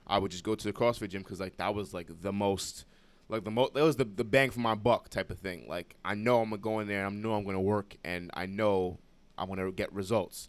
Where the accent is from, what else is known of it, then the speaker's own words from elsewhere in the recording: New York City, New York, United States; also born or lived in Brooklyn; Moved to the Bronx when I was, um, around, like, five, six. So, like, majority of, like, majority of my life I've been the Bronx